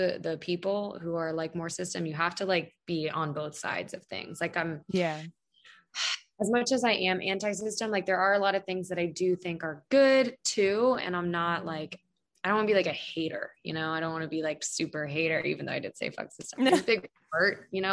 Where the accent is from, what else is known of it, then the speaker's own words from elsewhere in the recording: Pennsylvania, United States; now in Arizona, United States; I was born in Pennsylvania